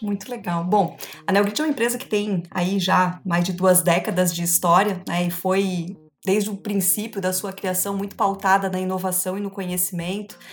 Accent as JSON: {"language": "Portuguese", "town": "Joinville", "region": "Santa Catarina", "country": "Brazil", "tie": "born or raised there", "said": "eu sou joinvilense, né? Quase uma raridade. Nasci, me formei na cidade de Joinville, sigo trabalhando por aqui."}